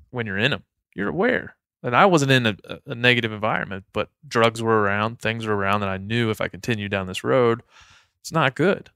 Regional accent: Maryland, United States; moved away; my hometown back in Maryland

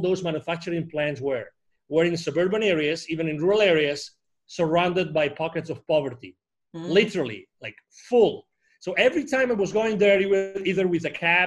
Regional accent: near Barcelona, Catalonia, Spain; English is a second language; moved away as an adult; I was born near Barcelona in Spain

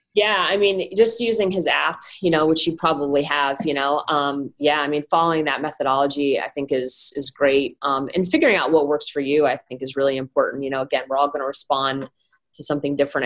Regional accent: Northeast, United States; moved away as an adult; also born or lived in Iowa; I'm kind of from the Northeast, uh, and I played played a lot of sports in high school

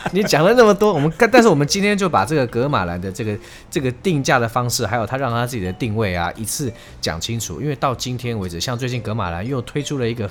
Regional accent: Taiwan; 我们台湾人

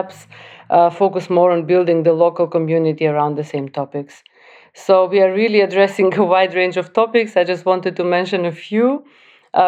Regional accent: North Macedonia; moved away; also born or lived in Skopje; I'm coming originally from North Macedonia

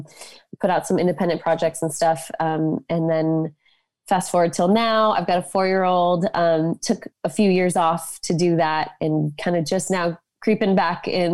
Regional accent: Boulder, Colorado, United States; I grew up in Boulder, Colorado

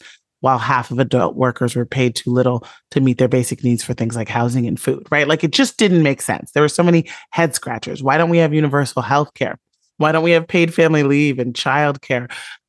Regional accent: Chicago, Illinois, United States; that I saw all around me growing up in the South Side of Chicago during the kind of rolling thunder of the inequality era under Ronald Reagan.

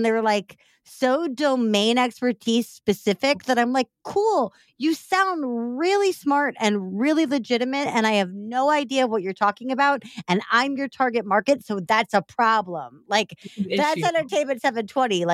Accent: Missouri, United States; now in Chicago, United States; I'm from Missouri

